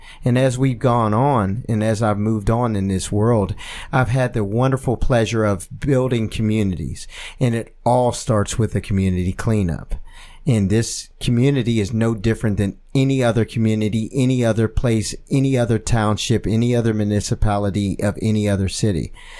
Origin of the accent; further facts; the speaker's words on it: Penn Hills, Pennsylvania, United States; because we're all from Penn Hills.